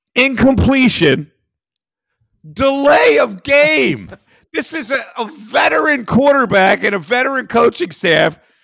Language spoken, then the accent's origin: English; Philadelphia, Pennsylvania, United States; me as a Philadelphian